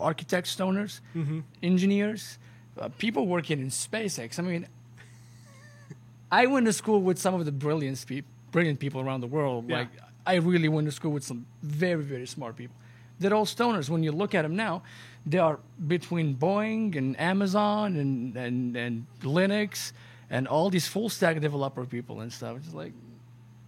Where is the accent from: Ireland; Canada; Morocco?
Morocco; I'm Moroccan, brother. I'm from Morocco